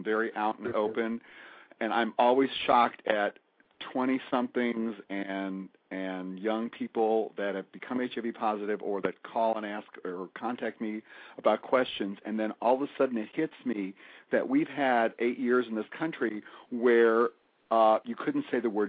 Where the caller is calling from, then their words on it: Fort Lauderdale, Florida, United States; Fort Lauderdale.